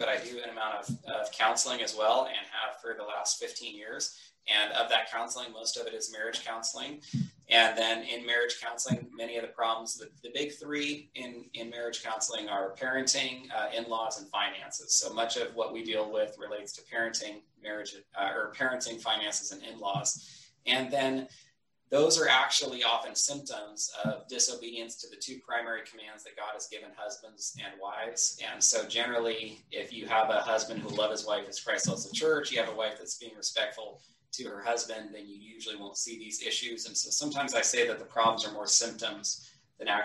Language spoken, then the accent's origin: English; Northern California, United States; moved away as an adult; also born or lived in Southwest Washington; now in Washington, United States; My wife and I grew up in Northern California together. That's where we spent most of our lives before coming to Washington